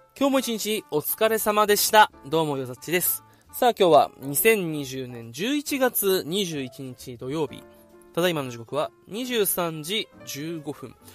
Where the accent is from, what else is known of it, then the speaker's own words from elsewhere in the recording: Okinawa, Japan; 地元沖縄から、今、東京に来ております